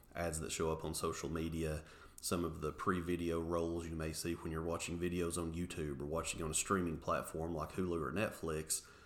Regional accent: Englewood, Tennessee, United States; born and raised in Englewood, Tennessee. Actually, uh, still reside in Englewood today.

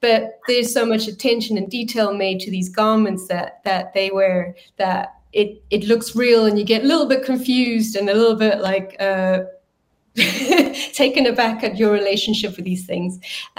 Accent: South Africa; And because I'm South African, it was really nice to put South Africa at the top of the world and not at the bottom

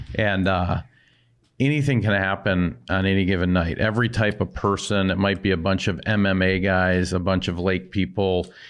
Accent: White Bear Lake, Minnesota, United States; you visited my hometown last night, um, He came out to White Bear Lake

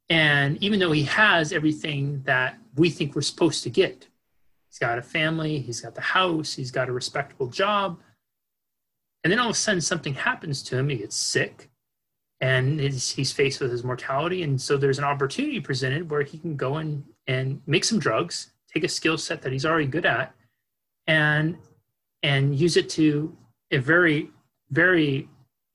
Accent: Northern California, United States; I grew up in Northern California

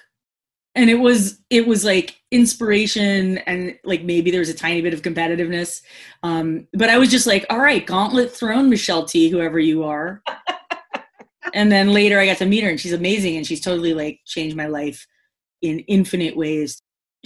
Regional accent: Connecticut, United States; the town I grew up in Connecticut

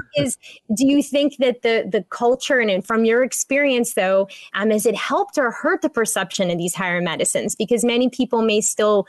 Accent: Pittsburgh, Pennsylvania, United States; my hometown of Pittsburgh

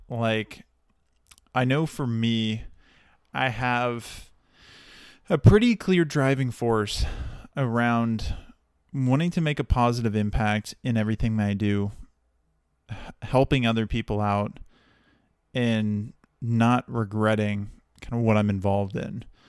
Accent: Dallas, Texas, United States; moved away as an adult; now in Santa Barbara, United States; I'm originally from Texas, originally from the Dallas area

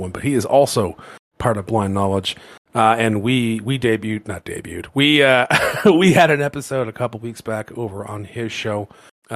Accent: Canada; we're Canadian.

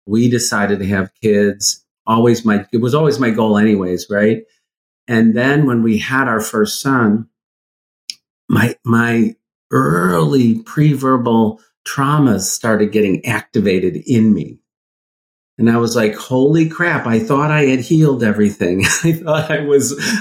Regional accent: Midwest, United States; I grew up in the Midwest. In a pretty conservative, you know, Midwestern town

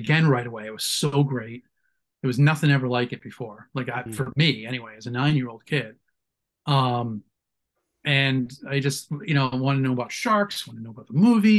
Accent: Boston, Massachusetts, United States; moved away; I'm from Boston originally, so Channel 56 had Creature Double Feature

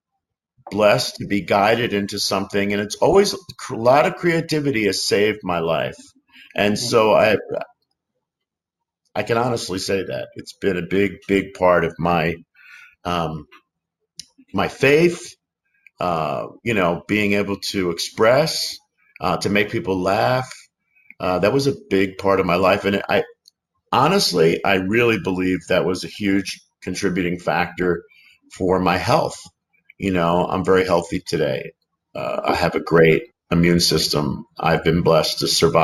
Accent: Philadelphia, Pennsylvania, United States; moved away as an adult; also born or lived in New York City; now in Los Angeles, United States; I grew up in Philadelphia, and then at 18, I went to New York City

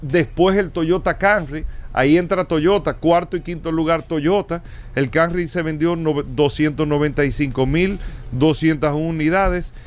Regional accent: Dominican Republic; para nosotros como República Dominicana

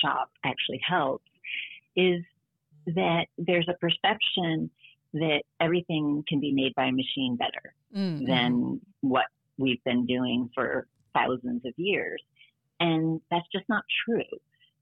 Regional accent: Detroit, Michigan, United States; now in New York City, United States; I grew up in Detroit

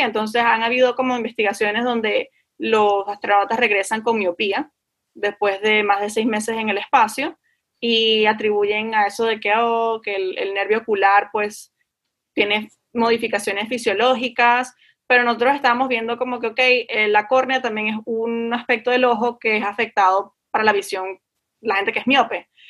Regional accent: Venezuela; moved away; como vengo de Venezuela

